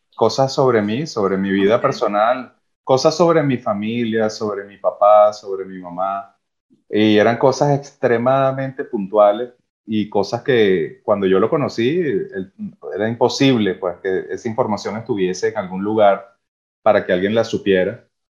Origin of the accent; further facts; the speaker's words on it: Venezuela; moved away; Los venezolanos tenemos una cualidad de apertura